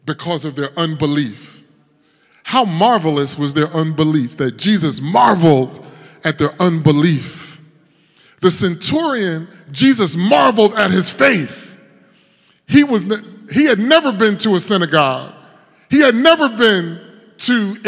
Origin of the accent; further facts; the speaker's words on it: Paterson, New Jersey, United States; moved away; also born or lived in North Carolina; I grew up in Patterson